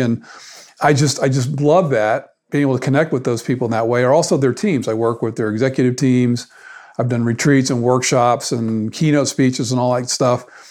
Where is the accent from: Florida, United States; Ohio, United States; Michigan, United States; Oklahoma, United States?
Florida, United States; South; moved away as an adult; also born or lived in Atlanta, Georgia; I grew up in South Florida